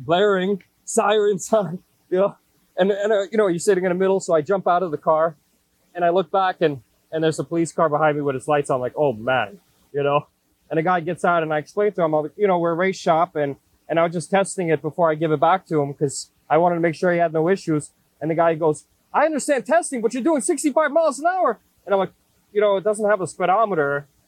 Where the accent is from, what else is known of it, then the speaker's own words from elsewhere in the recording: New York City, New York, United States; also born or lived in Queens; I grew up in Brooklyn